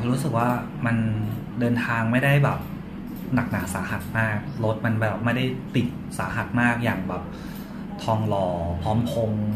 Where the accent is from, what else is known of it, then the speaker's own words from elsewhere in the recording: Chanthaburi, Thailand; moved away as an adult; now in Bangkok, Thailand; ผมเป็นคนจันทบุรีครับแล้วก็มาอยู่กรุงเทพตอนเรียนแบบมหาลัย